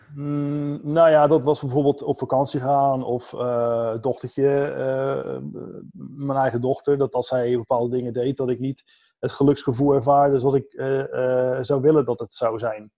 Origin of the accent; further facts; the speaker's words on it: Capelle aan den IJssel, South Holland, Netherlands; moved away as an adult; now in Vlaardingen, Netherlands; Zelf kom ik eigenlijk uit Capella aan de IJssel